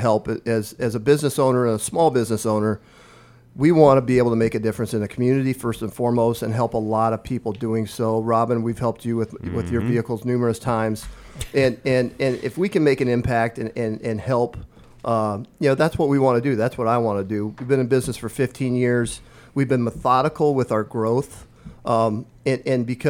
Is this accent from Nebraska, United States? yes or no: yes; Omaha Indian Reservation, Northeast Nebraska, United States; moved away as an adult; now in Lincoln, United States; I grew up on the Omaha Indian Reservation in Northeast Nebraska, a village of 90 people